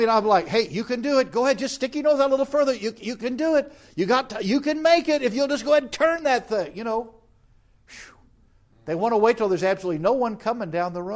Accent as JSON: {"language": "English", "country": "United States", "said": "we as American Christians"}